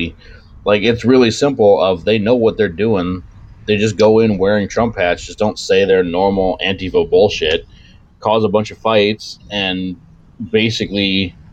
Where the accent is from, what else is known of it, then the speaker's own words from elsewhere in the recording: New York, United States; I'm from New York